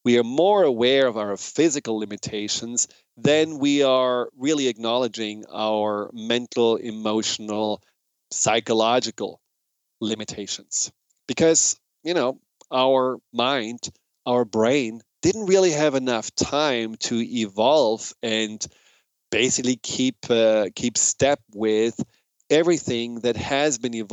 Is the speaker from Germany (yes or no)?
yes; Germany; accent: German; moved away; my hypnotic German accent